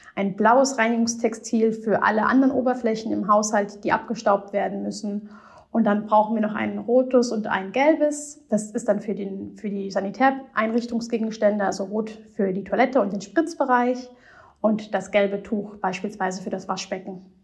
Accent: Rhineland-Palatinate, Germany; Ich bin Pfälzer

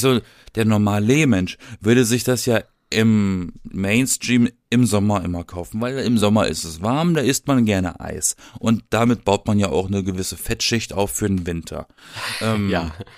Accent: Southern Germany, Germany; Ich komme aus dem Süden von Deutschland

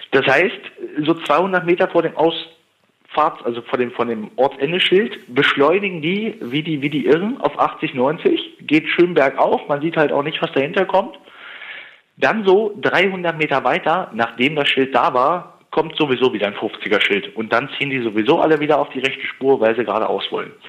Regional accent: Berlin, Germany; Ich komme ursprünglich aus Berlin, da ist alles hektisch.

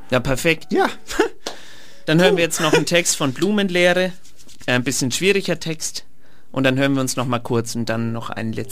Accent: Trentino-Alto Adige, Italy; born there; ich bin in, in Südtirol geboren, ja. deswegen dem Land Tirol die Treue.

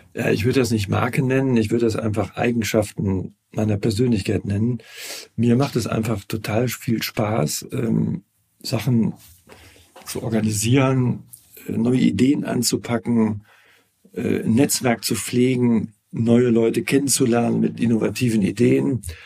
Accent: Cologne, North Rhine-Westphalia, Germany; ich bin Kölner, lebe seit meiner Geburt in Köln

